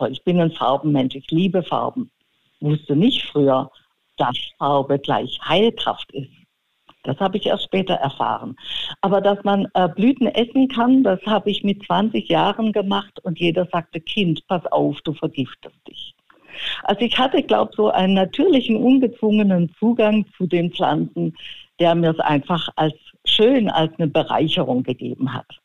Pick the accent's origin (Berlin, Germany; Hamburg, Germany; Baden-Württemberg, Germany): Baden-Württemberg, Germany; Stuttgart; Und mein Onkel war der Dorfarzt in Stuttgart-Seelenbuch, wo ich aufgewachsen bin.